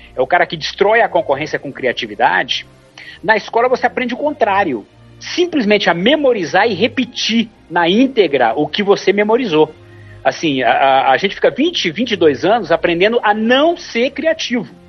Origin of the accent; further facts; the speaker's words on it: interior of Ceará, Brazil; eu sou do interior do Ceará